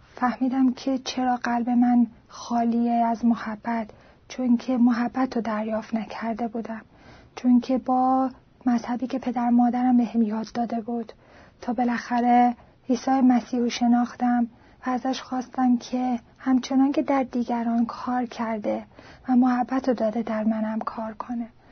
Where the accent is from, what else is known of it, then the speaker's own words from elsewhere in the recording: Iran; ایرانی هستم و در ایران به دنیا آمدم